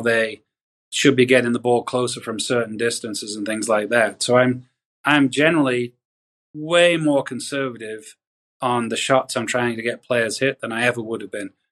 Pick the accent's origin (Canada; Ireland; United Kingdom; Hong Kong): United Kingdom; the north of England; moved away as an adult; also born or lived in Pinehurst, North Carolina; now in United States; I grew up in Northern England, moved to America